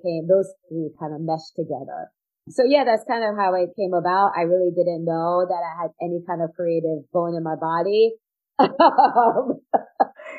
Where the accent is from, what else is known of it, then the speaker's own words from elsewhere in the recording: outside of New York, United States; moved away; also born or lived in Florida; we grew up outside of New York